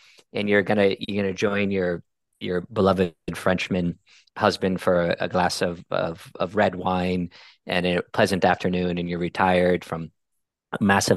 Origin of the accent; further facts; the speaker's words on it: Sweden; English is a second language; I'm originally from Sweden, and I've traveled the world with pharmaceutical companies